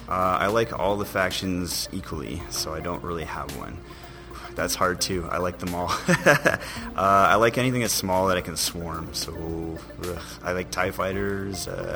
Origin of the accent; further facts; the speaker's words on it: Ottawa, Ontario, Canada; I'm from Ottawa